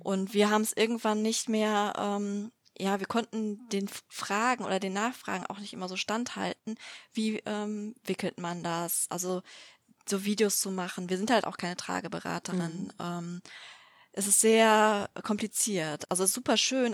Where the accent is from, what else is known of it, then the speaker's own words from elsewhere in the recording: Düsseldorf, North Rhine-Westphalia, Germany; ich komme aus Düsseldorf